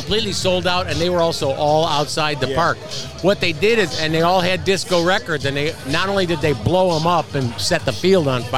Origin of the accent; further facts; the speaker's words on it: Chicago, Illinois, United States; I grew up just outside Chicago, but we went to school on the west side of Chicago